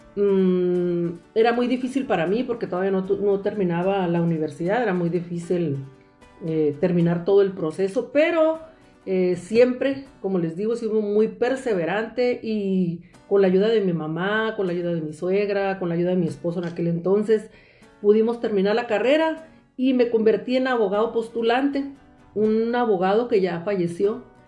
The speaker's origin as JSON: {"language": "Spanish", "area": "Mexicali Valley, Ejido Sonora", "region": "Baja California", "country": "Mexico", "tie": "born or raised there", "said": "Soy originaria del Valle de Mexicali, exactamente del eh, progresivo Ejido Sonora"}